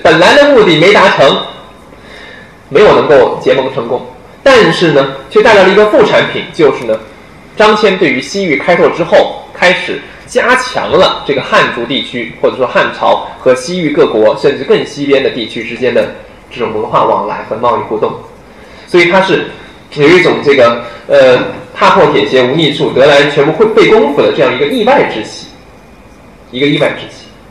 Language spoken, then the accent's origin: Chinese; Changsha, Hunan, China; 我的家乡长沙